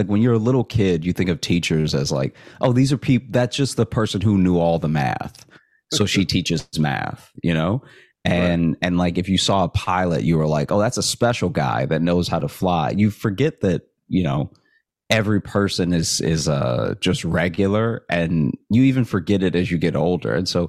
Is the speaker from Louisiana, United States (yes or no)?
yes; Alexandria, Louisiana, United States; now in Chicago, United States; So I grew up in Alexandria, and I went to college in Shreveport, Louisiana.